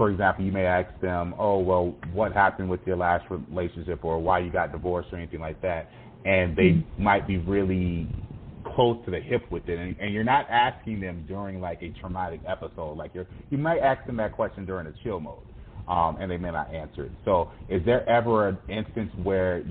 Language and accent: English; United States; we as Americans